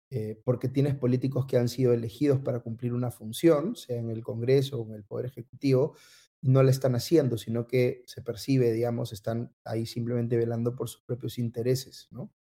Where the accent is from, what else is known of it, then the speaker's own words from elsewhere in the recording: Peru; así somos los peruanos, ¿no? Así en el Perú este, tenemos gobiernos que tienen niveles de aprobación muy bajos